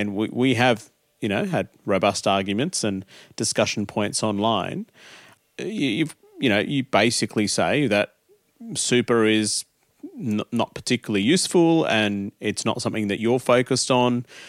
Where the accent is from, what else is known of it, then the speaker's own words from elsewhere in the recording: Adelaide, South Australia, Australia; we came to Australia and and uh, I grew up in Adelaide